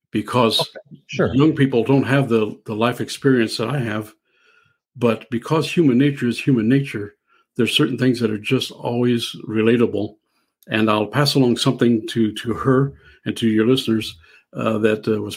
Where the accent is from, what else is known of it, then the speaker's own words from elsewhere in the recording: Southern Illinois, United States; I'm from Southern Illinois, and I'll eat Mississippi River carp in the spring and the fall